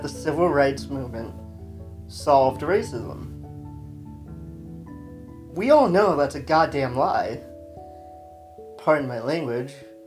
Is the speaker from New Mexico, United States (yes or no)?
yes; New Mexico, United States; I grew up in New Mexico